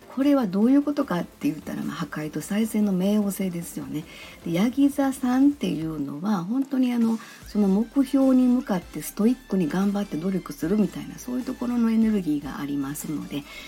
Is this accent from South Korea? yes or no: no; Kansai, Japan; この喋り方を聞いていただいてもわかるように、まあ、生まれも育ちも関西なんですよね。